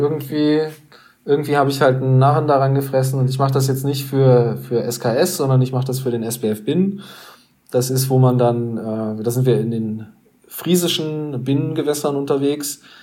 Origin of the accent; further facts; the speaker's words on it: Hanover, Lower Saxony, Germany; bei uns in Hannover